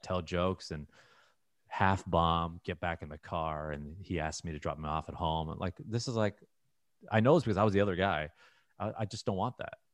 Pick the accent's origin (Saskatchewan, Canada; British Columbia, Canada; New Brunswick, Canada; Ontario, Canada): Ontario, Canada; Toronto; moved away as an adult; now in United States; growing up in Toronto, I never moved